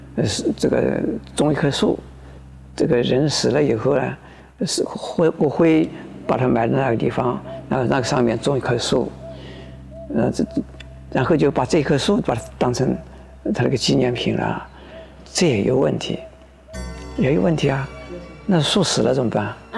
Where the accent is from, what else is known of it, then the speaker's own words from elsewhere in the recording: Taiwan; 我们这个中国人或者是我们台湾人的一种习俗